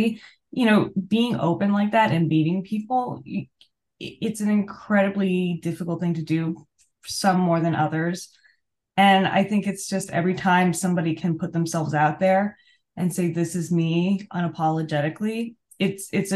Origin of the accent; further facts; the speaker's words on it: New York, United States; I'm also from New York